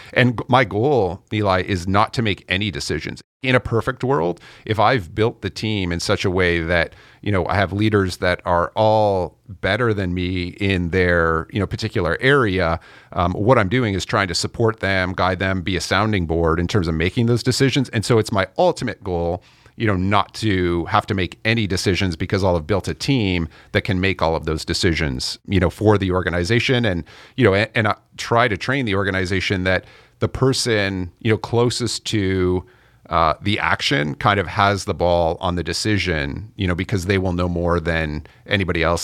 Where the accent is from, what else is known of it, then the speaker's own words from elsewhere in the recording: Canada; I'm Canadian